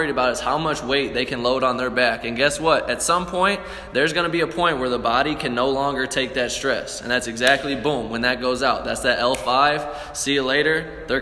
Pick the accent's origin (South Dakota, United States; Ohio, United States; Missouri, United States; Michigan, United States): Missouri, United States; St. Louis; We're from St. Louis. We're from the show me state